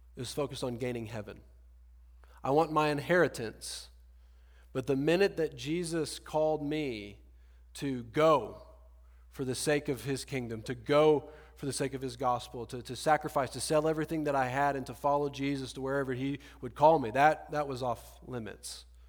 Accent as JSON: {"language": "English", "region": "Deep South", "country": "United States", "moved": "as an adult", "lives_now": "Austin, United States", "said": "I'm from the Deep South Bible Belt"}